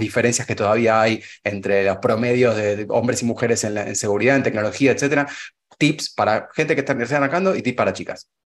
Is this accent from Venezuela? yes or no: no; Argentina